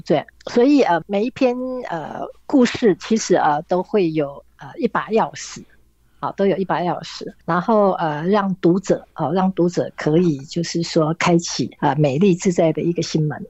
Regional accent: Yilan, Yilan County, Taiwan; moved away as an adult; also born or lived in London, United Kingdom; 我出生在以南嘛

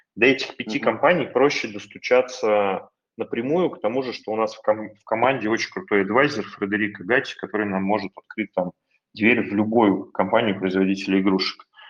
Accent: Russia; also born or lived in California, United States

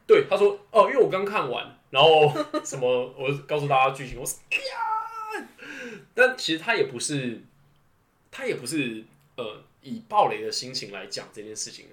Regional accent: northern Taiwan, Taiwan; also born or lived in Pingtung; 因为我本身我家里我是北部人嘛，所以基隆对我来说还是在通勤范围之内

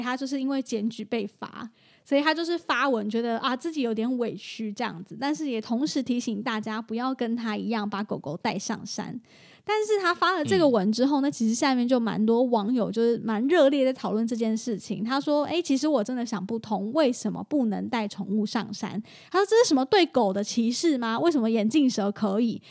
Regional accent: Taichung, Taiwan; 就是我台中人

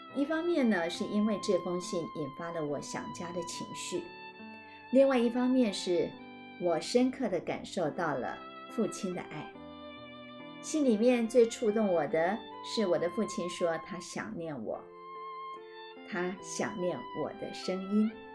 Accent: Madou, Tainan, Taiwan; 我从小生长在台湾的南部 在台南的麻豆乡下，那是我阿公的家

